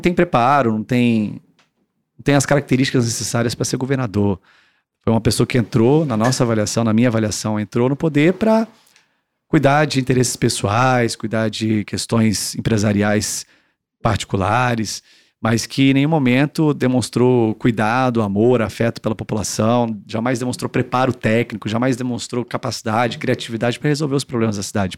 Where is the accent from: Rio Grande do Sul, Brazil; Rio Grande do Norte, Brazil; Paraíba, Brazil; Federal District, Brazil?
Federal District, Brazil; Brasília; eu sou brasiliense, eu não sou filho de político